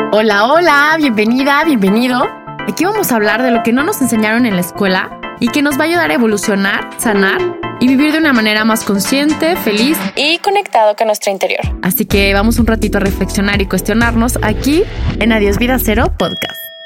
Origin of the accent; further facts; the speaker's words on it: Guadalajara, Jalisco, Mexico; moved away as an adult; also born or lived in Spain; now in Mexico City, Mexico; tengo 31 años, soy de Guadalajara, tengo un año y medio viviendo en Ciudad de México